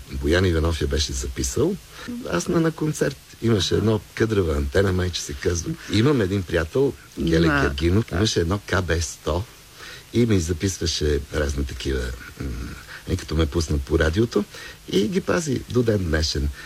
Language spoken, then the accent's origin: Bulgarian; Sofia, Sofia City, Bulgaria; Роден съм на Прага, в, в апартамента на едни познати на, нашите, но съм израснал на, на улица Цветна градина в Лозенец.